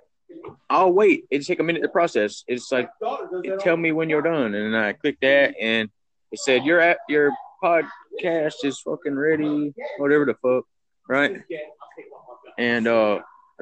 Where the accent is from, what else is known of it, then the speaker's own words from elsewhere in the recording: Georgia, United States; moved away; I'm from Georgia